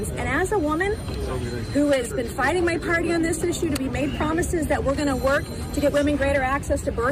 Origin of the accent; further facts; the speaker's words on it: South Carolina, United States; I come from South Carolina.